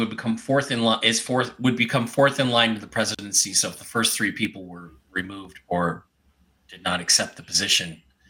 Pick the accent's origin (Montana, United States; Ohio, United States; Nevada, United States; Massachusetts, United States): Ohio, United States; I am from Coles, Ohio. Go Bucks.